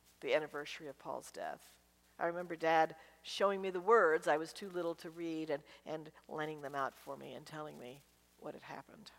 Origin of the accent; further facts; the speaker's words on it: Washington, District of Columbia, United States; I grew up in Washington, D.C.